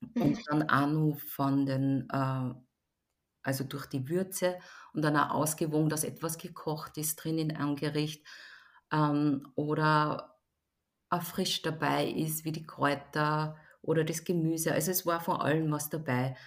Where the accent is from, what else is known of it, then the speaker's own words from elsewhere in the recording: Linz, Upper Austria, Austria; Hören tut man es auch nicht, weil ich bin in Österreich geboren, in Linz, in Oberösterreich.